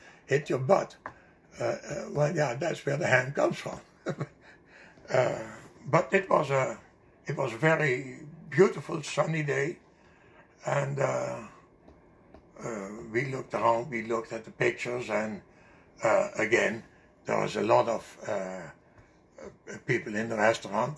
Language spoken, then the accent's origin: English; Ontario, Canada; we are not from this area, but we come from Ontario